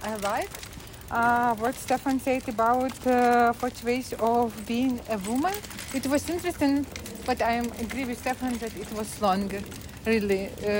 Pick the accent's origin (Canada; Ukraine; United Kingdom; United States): Ukraine; I'm from Ukraine